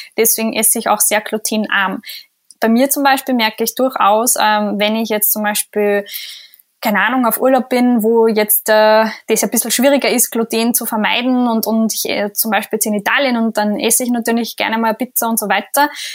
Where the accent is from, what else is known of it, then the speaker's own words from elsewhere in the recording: Austria; bei uns in Österreich